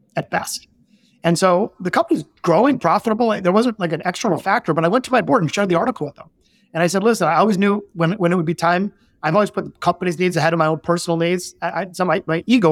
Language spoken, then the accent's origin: English; Detroit, Michigan, United States; we're both from Detroit, born in the city